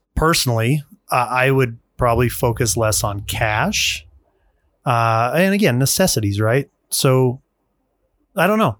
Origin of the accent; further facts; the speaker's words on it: Utah, United States; moved away; I grew up in Utah.